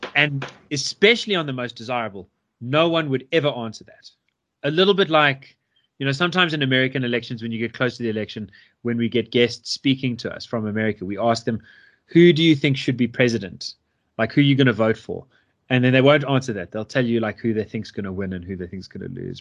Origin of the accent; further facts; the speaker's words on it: South Africa; also born or lived in United States; a South African but someone who hasn't lived here for six years